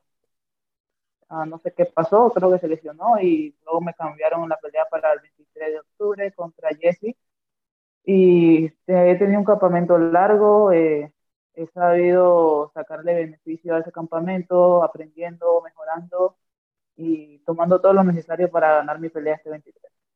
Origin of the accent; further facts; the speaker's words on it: Panama; siendo la primera panameña